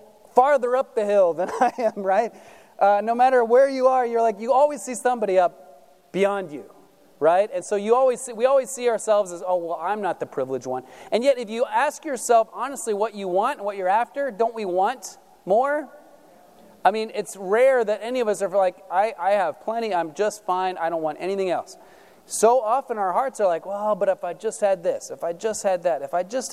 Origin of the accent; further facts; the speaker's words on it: United States; us as American Christians